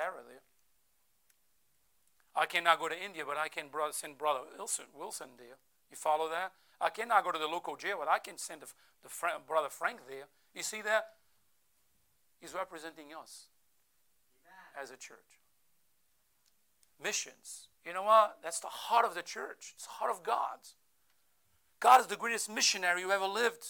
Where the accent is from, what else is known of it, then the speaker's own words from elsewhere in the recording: Portugal; first language Portuguese; English is a second language; now in United States; I'm not an American, I'm an American citizen, but I Portuguese by birth